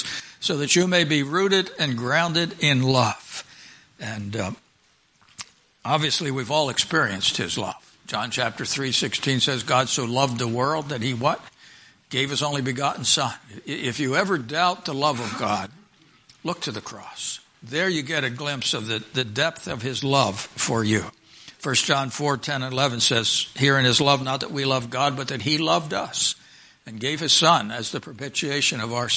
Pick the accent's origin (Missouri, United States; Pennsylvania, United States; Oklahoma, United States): Pennsylvania, United States; I grew up in Pennsylvania